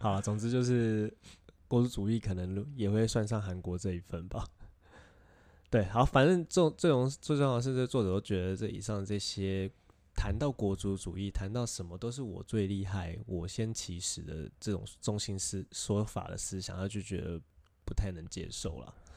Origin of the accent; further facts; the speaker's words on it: Taiwan; 我们在台湾长大的小孩